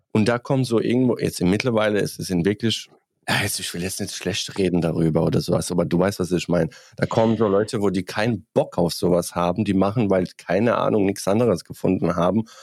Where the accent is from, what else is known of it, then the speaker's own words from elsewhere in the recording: Bosnia & Herzegovina; German is a second language; now in Germany; Ich komme aus Bosnien